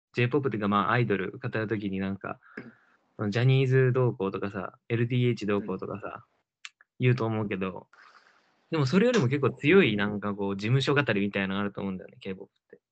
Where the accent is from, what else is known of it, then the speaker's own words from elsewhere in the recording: South Korea; 一韓国人